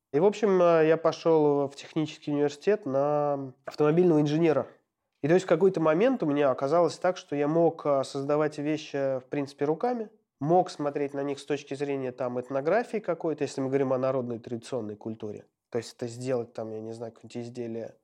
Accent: Ulyanovsk, Ulyanovsk Oblast, Russia; родился в Ульяновске и прожил там до школы в поселке Дачном

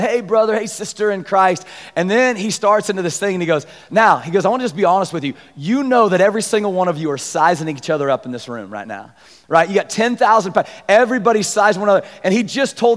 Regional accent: Abilene, Kansas, United States; I was from Abilene

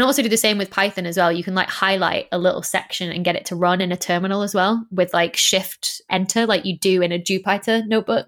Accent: North West England, United Kingdom; accent: northern; moved away; I was like, brought up in the northwest of England, but my mum's family are all from the northeast of England, so it's this odd smush.

